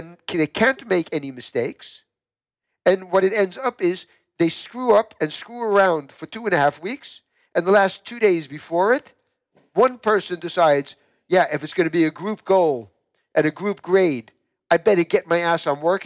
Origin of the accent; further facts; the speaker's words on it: New York, United States; moved away as an adult; I was born in the United States, in New York, and in New York, I went to two different universities